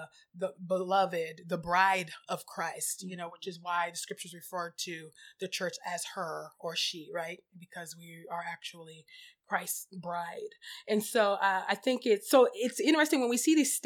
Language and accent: English; United States; We're born and raised in America, that we are Americans